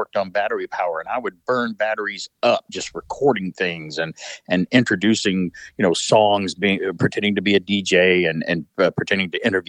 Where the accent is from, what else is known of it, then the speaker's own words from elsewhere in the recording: Centre, Alabama, United States; back in 1983, I was a junior in high school and got my first job at a small AM station in Center, Alabama, my hometown